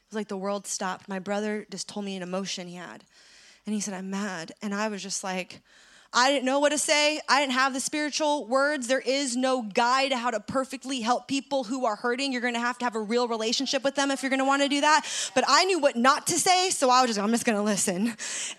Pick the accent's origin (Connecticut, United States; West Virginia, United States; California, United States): California, United States; San Francisco; my hometown of San Francisco